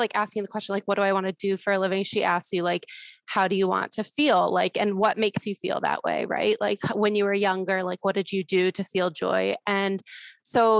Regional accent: South Florida, United States; also born or lived in Denver / Tahoe; I'm originally from South Florida, which is where I live

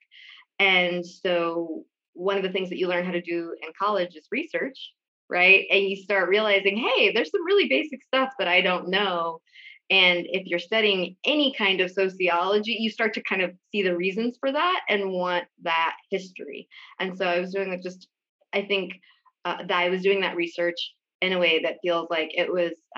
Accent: Oroville, California, United States; I grew up in Oroville, California, which is on the south side

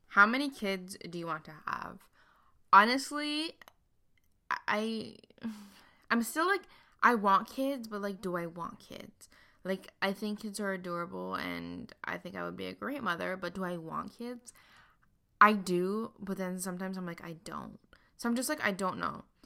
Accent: Montreal, Quebec, Canada; I grew up in Montreal, Canada, and I still live here

